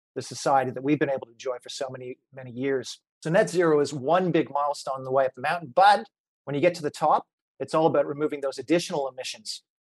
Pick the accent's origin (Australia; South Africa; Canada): Canada; moved away; Back in Canada, I grew up in Canada.